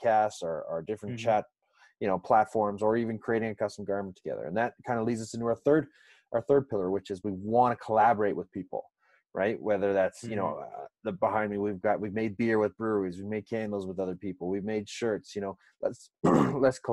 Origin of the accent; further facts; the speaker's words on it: Canada; also born or lived in Sweden; as a Canadian